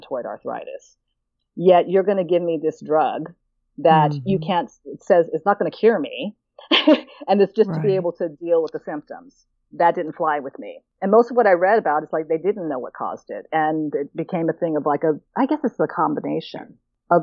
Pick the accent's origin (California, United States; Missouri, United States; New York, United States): California, United States; Oakland; now in St. Thomas, U.S. Virgin Islands; I'm born and raised in Oakland, California